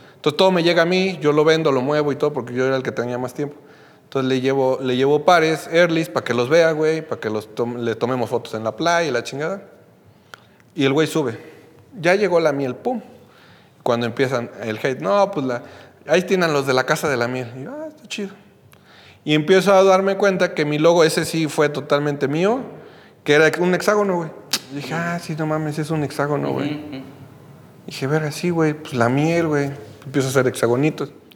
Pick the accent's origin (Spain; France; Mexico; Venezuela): Mexico; yo soy de México